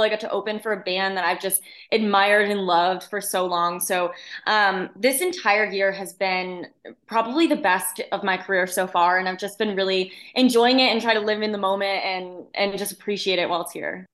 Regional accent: central Connecticut, United States; moved away as an adult; now in Nashville, United States; I grew up in, in central Connecticut

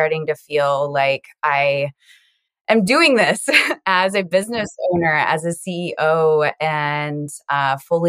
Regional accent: Iowa, United States; also born or lived in South Dakota; now in Sioux Falls, United States; I am currently living in South Dakota, and I grew up in Iowa.

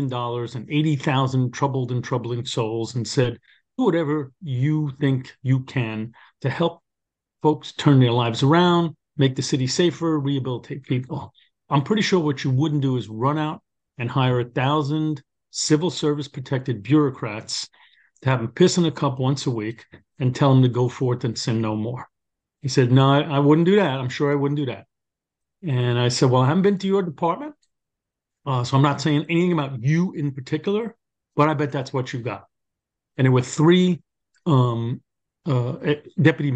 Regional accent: New York City, New York, United States; accent: New York; as you can tell from my accent, born and raised in Brooklyn

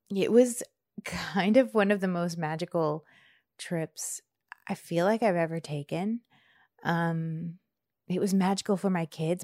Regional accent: near Charlottesville, Virginia, United States; moved away as an adult; also born or lived in Bradford, Pennsylvania; now in Washington, D.C., United States; I grew up near Charlottesville

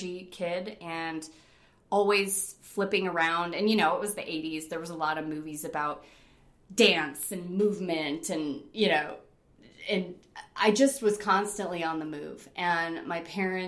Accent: Rochester, New York, United States; moved away as an adult; also born or lived in Fort Collins, Colorado; I was born and raised in Rochester, New York in 1975

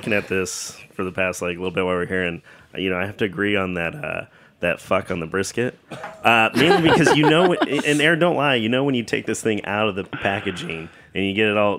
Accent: California, United States; moved away; also born or lived in Alameda, California / Oakland, California / North Carolina / Florida; I feel grown up in California, and actually part of my life growing up in Alameda, Oakland, because my mom was born there.

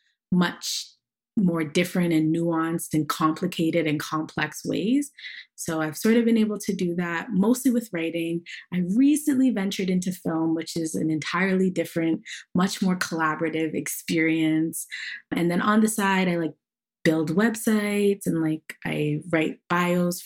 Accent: Toronto, Ontario, Canada; growing up in Toronto, there was like not a day that went by where I wasn't engaging in some capacity with Jamaica

